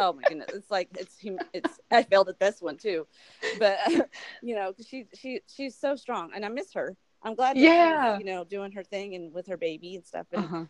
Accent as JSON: {"language": "English", "region": "New York", "country": "United States", "said": "I'm from New York, and so I get it. Right. I have a lot of family up there"}